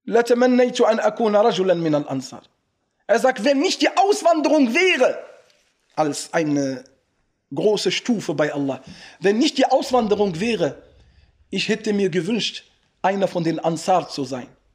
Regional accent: Morocco; now in Germany; bei uns in Marokko im Osten

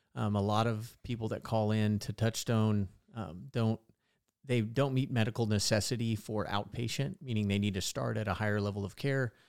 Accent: Visalia, California, United States; I grew up in Visalia

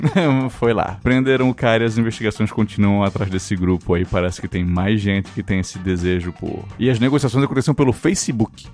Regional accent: South Region, Brazil; A, a gente é sulista, mas se a gente falar que a gente é do sul

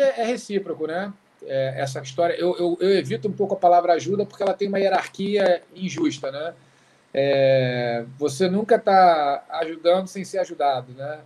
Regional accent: Rio de Janeiro, Brazil; also born or lived in Oxford, England / Berkeley, California; Eu cresci no Rio de Janeiro, que é uma cidade muito doida

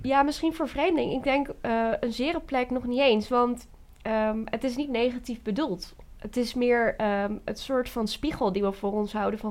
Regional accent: Veenendaal, Utrecht, Netherlands; ik ben 21 eh, jaar en ik kom uit Venendaal

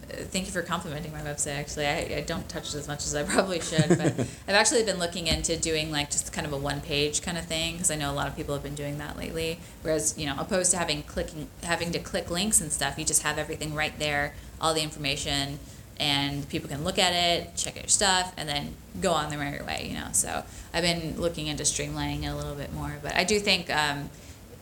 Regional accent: Chicago, Illinois, United States; moved away as an adult; now in California, United States; I was from Chicago

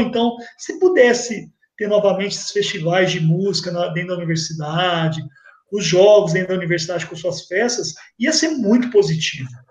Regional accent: Ribeirão Preto, São Paulo, Brazil; moved away as an adult; also born or lived in São Carlos; eu saí de Ribeirão Preto pra morar em São Carlos

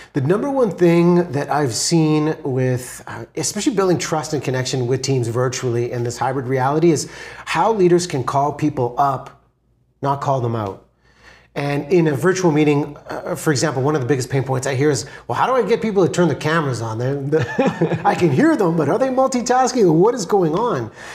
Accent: Vancouver, British Columbia, Canada; I'm from Vancouver, B C, in Canada

